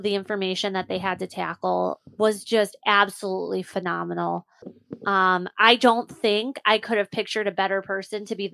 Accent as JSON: {"language": "English", "country": "United States", "tie": "born or raised there", "said": "being raised American"}